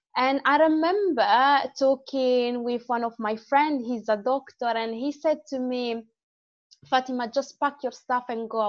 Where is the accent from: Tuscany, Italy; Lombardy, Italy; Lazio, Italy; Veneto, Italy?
Lombardy, Italy; Manerbio; accent: Italian; English is a second language; moved away as an adult; also born or lived in Morocco; now in United Kingdom; So I grew up in the north. Okay. The city is called, I'm in a small town called Manerbio. That is part of another city called Brescia.